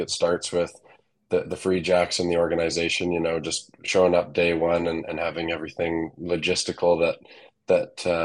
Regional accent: Calgary, Alberta, Canada; moved away as an adult; also born or lived in Los Angeles; now in Boston, United States; I'm from Calgary, Alberta, and as everyone knows by now, probably Canada. I've joined a long list of Canadians making the journey south over and end east to Boston, but grew up, born and raised in Calgary, Alberta

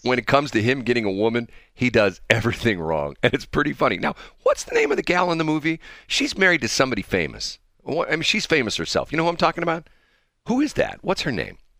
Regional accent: Missouri, United States; I'm the guy from Missouri.

